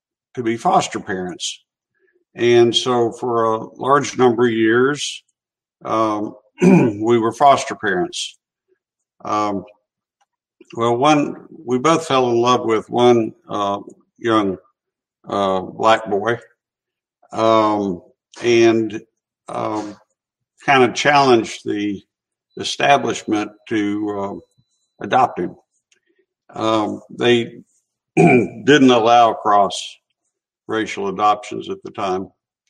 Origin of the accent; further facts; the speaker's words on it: Chattanooga, Tennessee, United States; I grew up in North Chattanooga, went to public schools, graduated from City High School